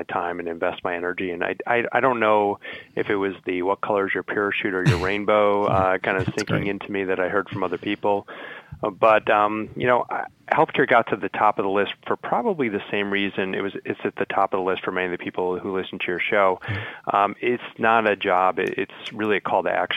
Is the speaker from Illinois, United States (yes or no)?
yes; Chicago, Illinois, United States; also born or lived in Indiana; I'm a Midwest guy. I grew up in Chicago